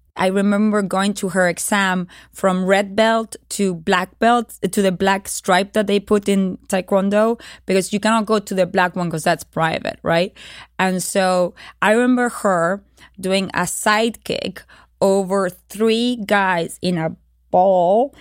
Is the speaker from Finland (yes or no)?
no; Uruguay; It was the dictatorial periodship in Uruguay. Uh, I was born during that period in 1976